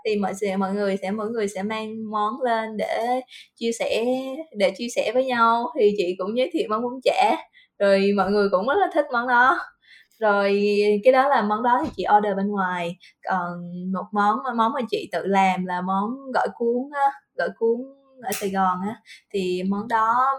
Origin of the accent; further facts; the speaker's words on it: Vietnam; moved away as an adult; now in Singapore; mình là người Việt Nam